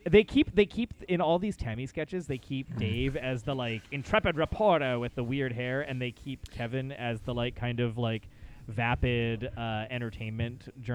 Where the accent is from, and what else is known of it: Canada